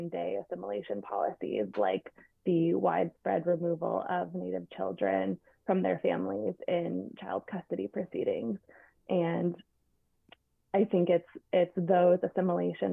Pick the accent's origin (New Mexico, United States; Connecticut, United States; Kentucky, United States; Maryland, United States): New Mexico, United States; Pueblos of Taos and Laguna; I'm from the Pueblos of Taos and Laguna